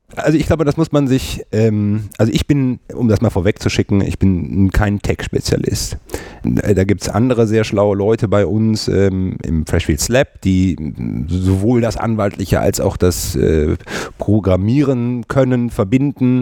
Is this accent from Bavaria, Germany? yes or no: no; Cologne, North Rhine-Westphalia, Germany; ich habe nicht nur irgendwie äh, meine Jugend äh, und das äh, Studium in 50931 äh, verbracht, sondern ich lebe heutzutage mit meiner Frau und meinen beiden Kindern auch in 50931